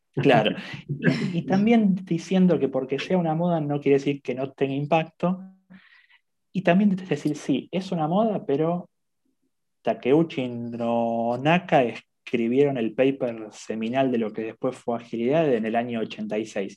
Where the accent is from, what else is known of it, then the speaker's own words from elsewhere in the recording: Argentina; soy de Argentina